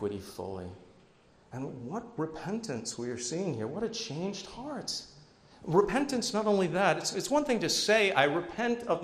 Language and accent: English; New Jersey, United States; I'm from New Jersey too